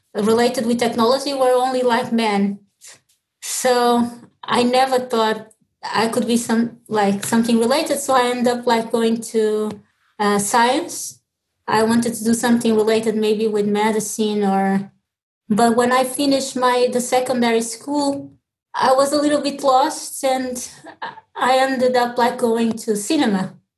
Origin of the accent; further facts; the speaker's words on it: Lisbon, Portugal; moved away as an adult; also born or lived in Mozambique; now in Dublin, Ireland; was born in Mozambique, and my my father is Portuguese, my mother from Mozambique. So when I was like two years old, I moved to Lisbon